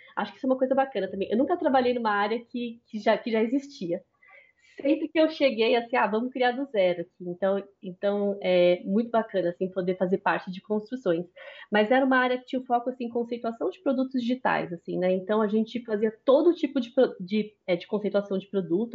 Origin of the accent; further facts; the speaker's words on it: São Paulo, Brazil; sou paulista